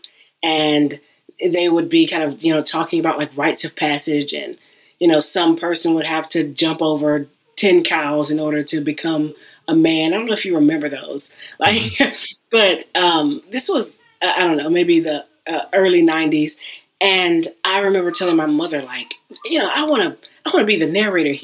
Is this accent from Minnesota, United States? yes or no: no; Houston, Texas, United States; I'm originally from Houston, and I worked at a community technology center